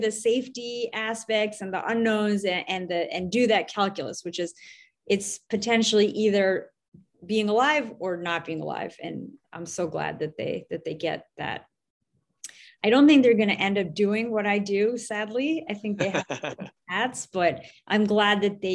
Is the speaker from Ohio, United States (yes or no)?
no; Westchester County, New York, United States; now in New York City, United States; I grew up in a suburb just outside of New York City in Westchester County